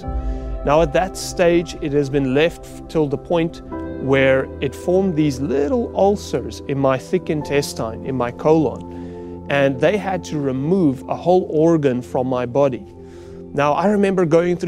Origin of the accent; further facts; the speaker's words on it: South Africa; I grew up on a farm in South Africa